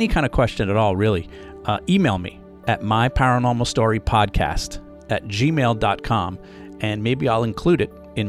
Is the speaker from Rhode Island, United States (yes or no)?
yes; Rhode Island, United States; growing up in Rhode Island, we had a small amusement park called Rocky Point